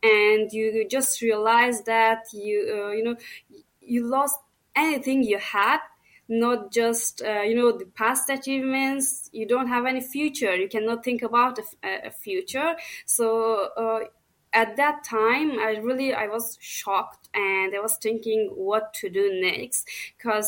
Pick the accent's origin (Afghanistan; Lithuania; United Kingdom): Afghanistan; Herat; moved away as an adult; now in Australia; On that time, I was from Herat and living at Herat province